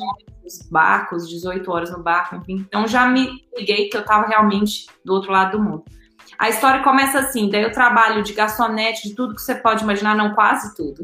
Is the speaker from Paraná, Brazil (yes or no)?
no; Belo Horizonte, Minas Gerais, Brazil; moved away as an adult; also born or lived in Greece; Eu sou de BH, meu sotaque me entrega